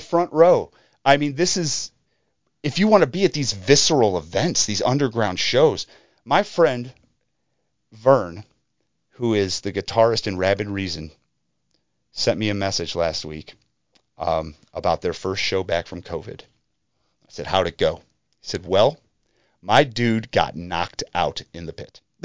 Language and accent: English; Madison, Ohio, United States; where I grew up out in Madison, Ohio